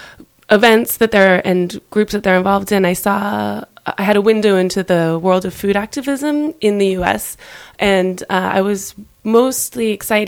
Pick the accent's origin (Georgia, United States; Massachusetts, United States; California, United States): California, United States; moved away as an adult; also born or lived in Pacific Northwest, United States; now in Paris, France; I'm from California originally, studied in the Northwest.